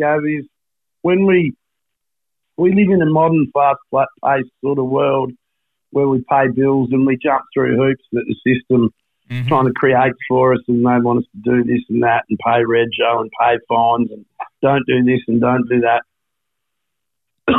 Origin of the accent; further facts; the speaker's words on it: Perth, Western Australia, Australia; So I grew up in Trigg